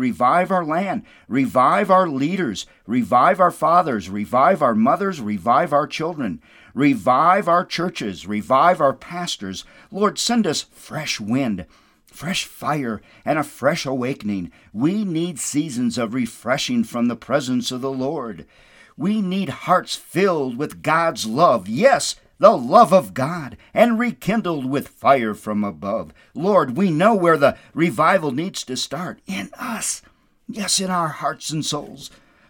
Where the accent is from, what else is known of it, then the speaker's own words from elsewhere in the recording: Windom, Minnesota, United States; moved away; my home church where I grew up in Jesus, where my foundation in Jesus was built at the American Lutheran Church in Wyndham.